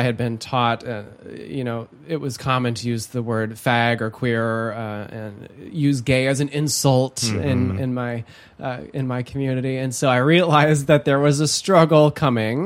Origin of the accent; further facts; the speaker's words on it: Holland, Michigan, United States; I was raised in Holland, Michigan, one of the most conservative counties in the United States.